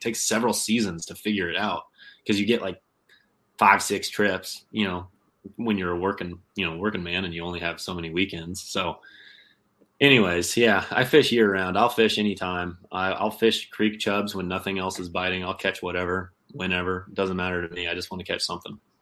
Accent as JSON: {"language": "English", "region": "Kansas", "country": "United States", "tie": "born or raised there", "also_born_or_lived": "California / Arkansas", "moved": "yes", "lives_now": "Southwest Michigan, United States", "said": "I grew up in Kansas, which is a lot more of just like farm ponds and and small reservoirs"}